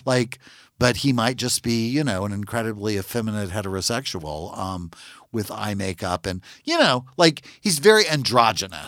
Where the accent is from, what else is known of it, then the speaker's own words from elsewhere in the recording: Natchitoches, Louisiana, United States; I'm from Natchitoches, Louisiana. It's a very small town